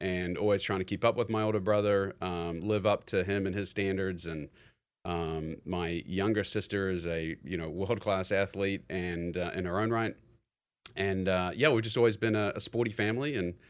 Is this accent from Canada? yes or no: no; New Zealand; moved away as an adult; I'm born and raised in New Zealand, and I think at the age of 18, I'd already committed to University of Missouri, and, you know, the ego is kind of like, yeah, I'm going to America